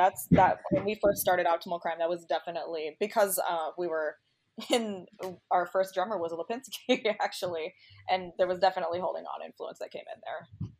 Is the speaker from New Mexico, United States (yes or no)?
no; Minnesota, United States; I've lived in Minnesota my whole life, but like not even like 15 minutes from the city.